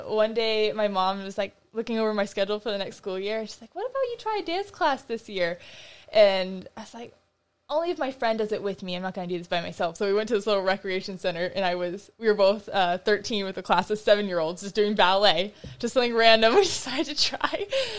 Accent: South Carolina, United States; also born or lived in Florida / Texas; I was born in Florida, but we moved a year later to South Carolina, and okay. I was there for a while, and then Texas, and then back here.

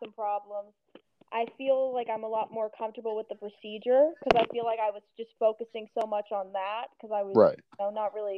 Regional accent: California, United States; I'm from California

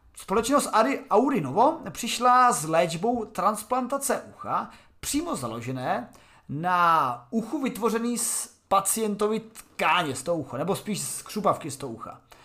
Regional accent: Czechia; jsem Čech

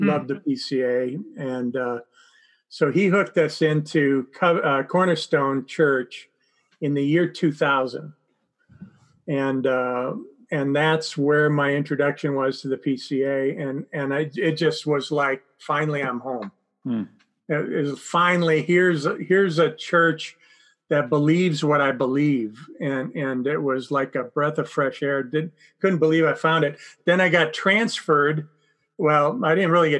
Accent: outside of Milwaukee, Wisconsin, United States; I grew up outside of Milwaukee, Wisconsin

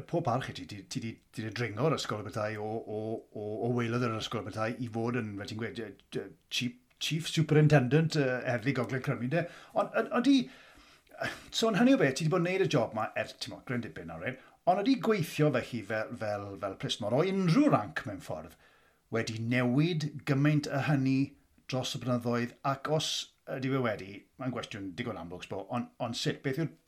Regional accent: Aberaeron, Wales, United Kingdom; moved away; un o Abereiron dwi, a o'n i methu, o'n i methu aros i adael Abereiron

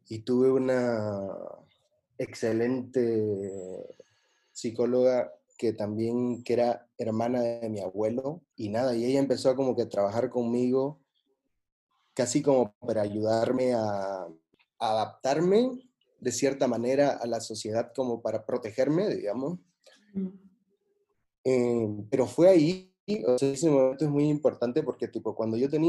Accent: Santa Cruz de la Sierra, Santa Cruz, Bolivia; moved away as an adult; now in Barcelona, Spain; soy boliviano-americano

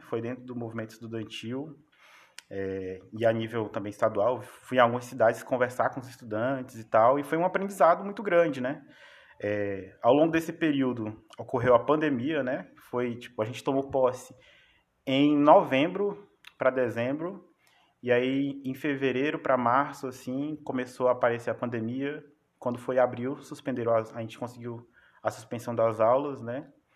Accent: Araguaína, Tocantins, Brazil; moved away; also born or lived in Piraquê; eu sou de Piraquê, mas a maior parte da minha vida eu passei em Araguaína.

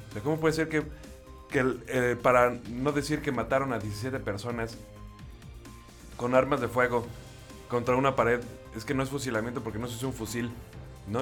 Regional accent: Mexico; como mexicano

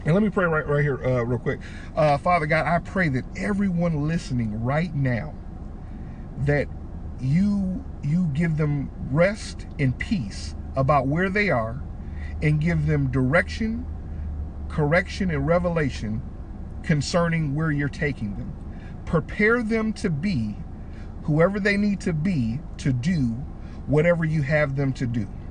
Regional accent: Detroit, Michigan, United States; I'm from Detroit, Michigan. I'm Super City. I'm a black guy

